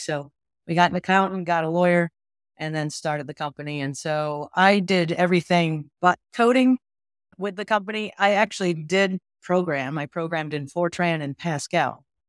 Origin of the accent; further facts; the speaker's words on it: Western New York, United States; I grew up in Western New York, very rural.